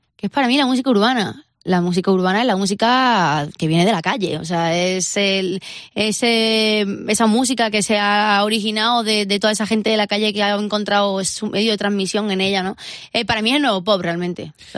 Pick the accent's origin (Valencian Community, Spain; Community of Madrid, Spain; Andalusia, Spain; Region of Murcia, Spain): Andalusia, Spain; mi casa, bueno, pues somos todos andaluces